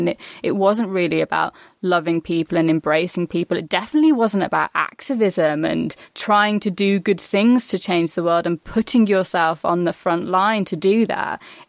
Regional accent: the Black Country, West Midlands, United Kingdom; accent: Black Country; I'm from the Black Country. So every now and again, when I'm tired or angry, I slip really into Black Country.

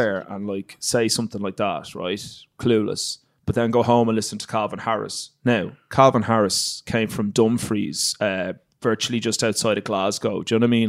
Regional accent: Ireland; moved away as an adult; I grew up in Ireland

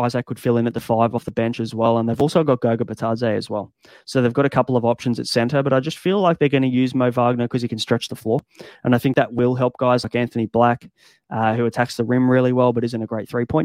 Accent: Australia; as an Aussie

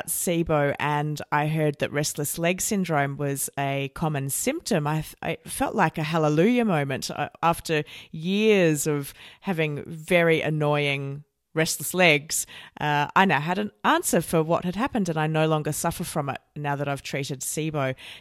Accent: Australia; also born or lived in United Kingdom; I've travelled quite extensively as an Australian.

